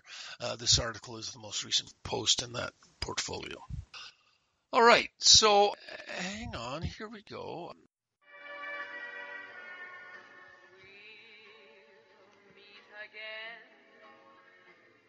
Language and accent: English; Montreal, Quebec, Canada; from very early childhood growing up in Montreal.